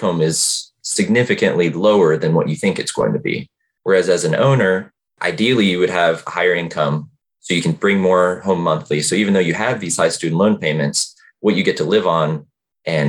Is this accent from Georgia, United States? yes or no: yes; Georgia, United States; moved away; also born or lived in Richmond, Virginia; I'm from Georgia originally, went to University of Georgia